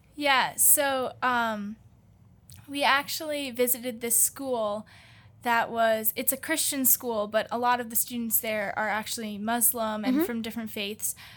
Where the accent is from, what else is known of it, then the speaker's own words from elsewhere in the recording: United States; we're from the United States